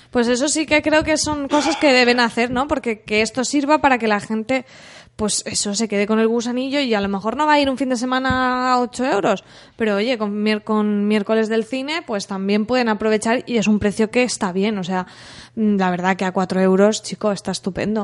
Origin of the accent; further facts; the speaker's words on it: San Vicente del Raspeig, Valencian Community, Spain; also born or lived in Alicante; nosotros somos de Alicante, pero yo he ido al cole y tal en San Vicente, yo he ido desde pequeña